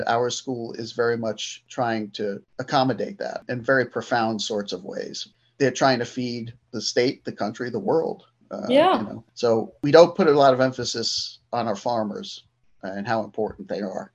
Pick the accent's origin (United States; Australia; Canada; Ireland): United States; Brooklyn, New York; moved away as an adult; now in Cobleskill, United States; I was born and raised in Brooklyn, New York, half of my life. Then moved to upstate New York back in 2001